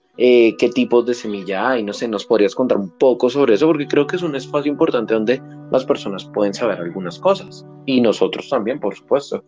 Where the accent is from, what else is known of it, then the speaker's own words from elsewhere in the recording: Colombia; reconocernos como colombianos